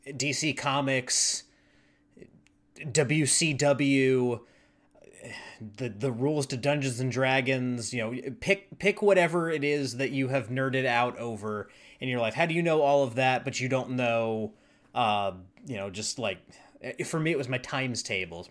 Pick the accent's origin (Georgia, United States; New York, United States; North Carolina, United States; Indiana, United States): North Carolina, United States; Charlotte; now in Nashville, United States; I'm from Charlotte, North Carolina originally